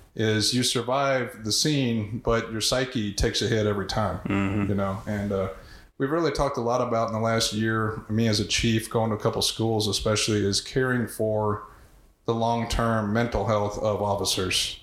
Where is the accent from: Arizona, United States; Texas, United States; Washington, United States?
Texas, United States; Houston; also born or lived in Keene, Texas; I grew up in Houston, in North Houston, very diverse area